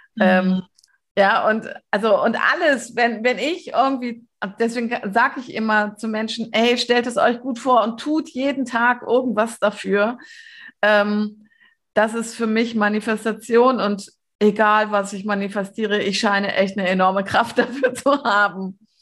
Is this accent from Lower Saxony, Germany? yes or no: yes; Lower Saxony, Germany; moved away; mein Zuhause, wo ich geboren bin und so, das habe ich ja mit ähm, oder mein das Bundesland, also Niedersachsen, wo ich ursprünglich herkomme, das habe ich vor ähm, 20 Jahren, nee, 22 Jahren verlassen